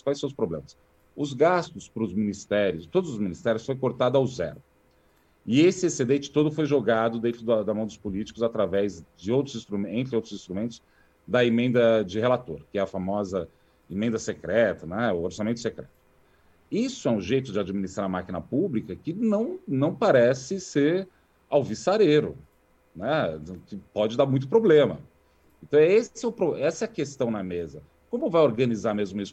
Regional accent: Brazil; nós enquanto brasileiros

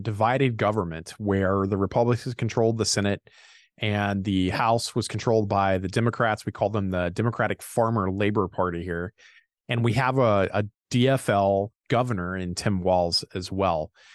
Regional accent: Indiana, United States; moved away as an adult; now in Minnesota, United States; I'm from Indiana originally

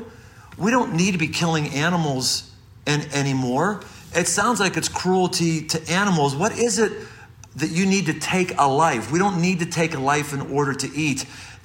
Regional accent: Pittsburgh, Pennsylvania, United States; growing up in Pittsburgh

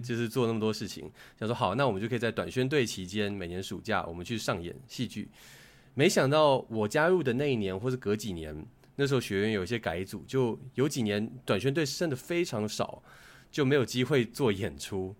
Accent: Hsinchu, Taiwan; 我在新竹长大嘛， 新竹其竞争压力没有像大城市那么大

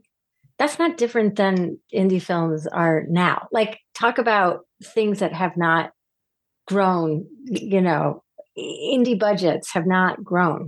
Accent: Syracuse, New York, United States; I was growing up in Syracuse, New York

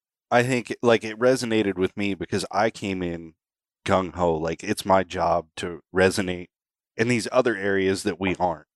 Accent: Roseburg, Oregon, United States; basically my hometown.

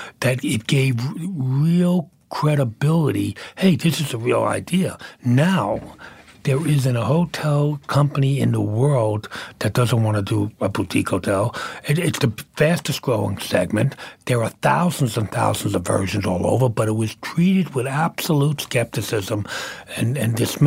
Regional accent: New York City, New York, United States; moved away; also born or lived in Manhattan; I came from Brooklyn

